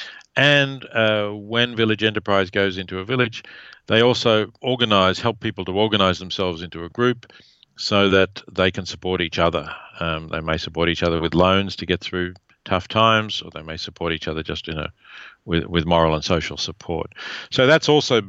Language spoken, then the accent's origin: English; Australia; accent: Australian; now in United States; my Australian accent